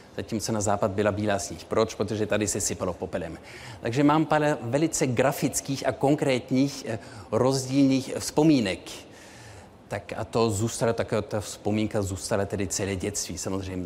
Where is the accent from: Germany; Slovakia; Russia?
Germany; Munich, Bavaria; moved away; Ano, tak já jsem měl ve svém dětství tři jazyky. Eh, vyrostl jsem v Mnichově, takže Němčina byla jazyk mého, eh, životního prostředí.